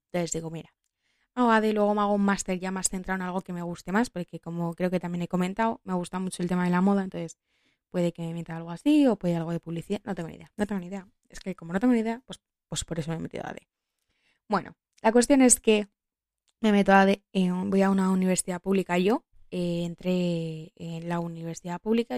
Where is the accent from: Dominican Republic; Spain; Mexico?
Spain; Madrid, Community of Madrid; yo soy de Madrid toda la vida